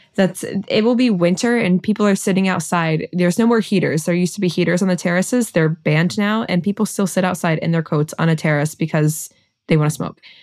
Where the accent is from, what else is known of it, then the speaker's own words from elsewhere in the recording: Cincinnati, Ohio, United States; moved away as an adult; now in Paris, France; I'm from Cincinnati